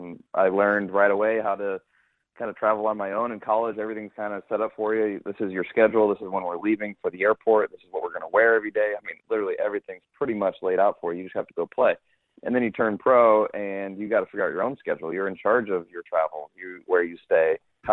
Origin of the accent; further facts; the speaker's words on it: St. Louis, Missouri, United States; also born or lived in New Orleans, Louisiana; I grew up in St. Louis and grew up playing Whitmore Country Club